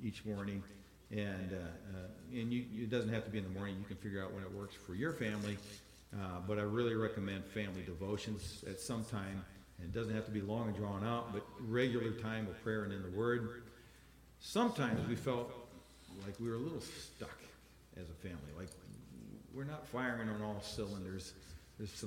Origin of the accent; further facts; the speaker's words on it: Iowa, United States; I'm from Iowa